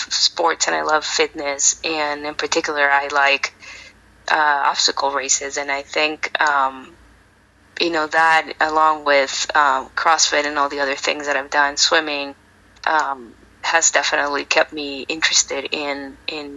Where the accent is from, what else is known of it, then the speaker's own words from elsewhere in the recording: Mexico; also born or lived in El Paso, Texas; now in San Antonio, United States; I am originally from Mexico.